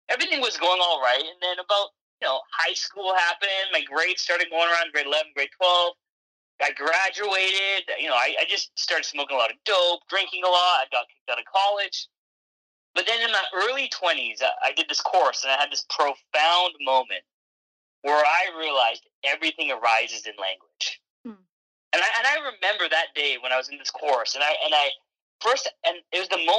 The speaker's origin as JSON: {"language": "English", "country": "Canada", "tie": "born or raised there", "also_born_or_lived": "England", "said": "I was born in England and I moved to Canada when I was about 6 years old"}